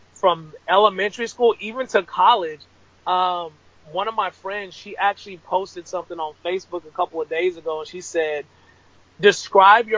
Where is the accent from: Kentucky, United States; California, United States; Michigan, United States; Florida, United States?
California, United States; Rialto; also born or lived in Ontario, California; I grew up in Rialto, California, which is like the brim of San Bernardino